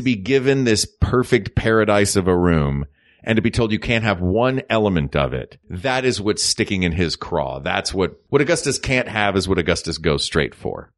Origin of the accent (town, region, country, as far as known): United States